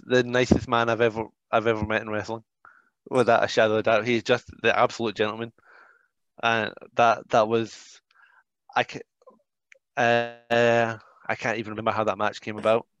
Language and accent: English; United Kingdom; I'm British